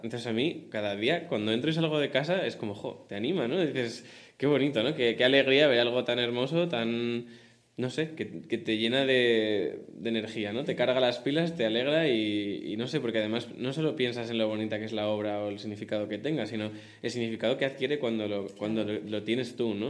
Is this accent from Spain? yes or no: yes; Madrid, Community of Madrid, Spain; yo vivo con mis padres, pero tengo la suerte que soy de Madrid